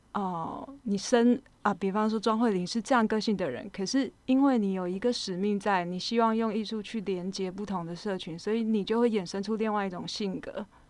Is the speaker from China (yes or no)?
no; Pingtung County, Taiwan; moved away; also born or lived in Kaohsiung / Tainan / Taichung / Taipei; 我本身是屏东人，但是在高雄出生，那学习的背景就是一路北，往北发展，就是在台南的时候是学美，是美工科系，然后在台中的时候是，呃，造型科系，然后一直到台北是学，呃，造型所的雕塑组